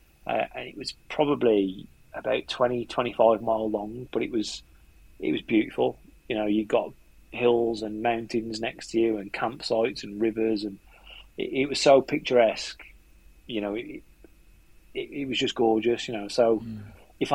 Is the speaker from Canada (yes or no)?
no; Wolverhampton, West Midlands, United Kingdom; accent: yam yam; we're both from Wolverhampton.